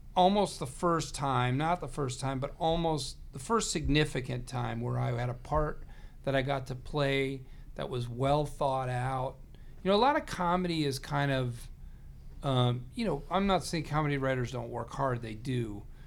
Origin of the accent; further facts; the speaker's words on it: Chicagoland area, Illinois, United States; we're both from the Chicagoland area.